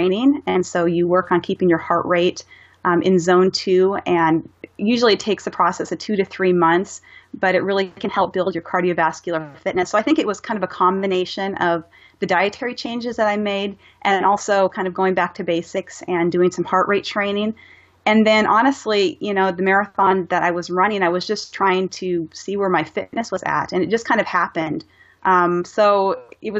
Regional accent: Missouri, United States; I come from Missouri

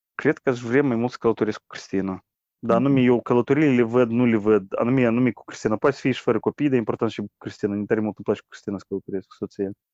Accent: Moldova; Noi moldovenii

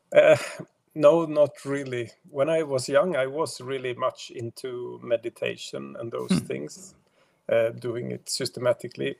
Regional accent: Sweden; I am only from Sweden

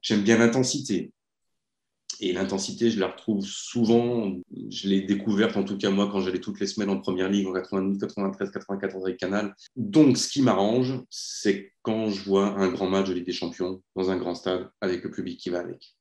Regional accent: France; Je suis français

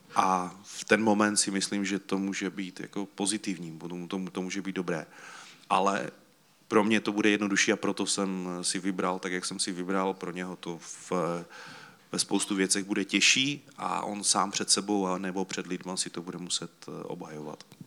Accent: Czechia; My jsme Češi

